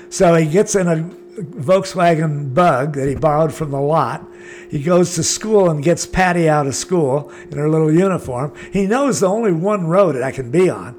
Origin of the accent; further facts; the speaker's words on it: Laguna Beach, California, United States; also born or lived in Hawaii; I was born in Laguna, lived there all my life.